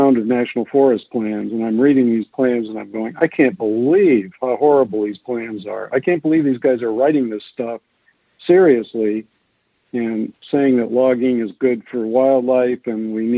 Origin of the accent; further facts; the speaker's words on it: Detroit, Michigan, United States; I was born and raised in Detroit, Michigan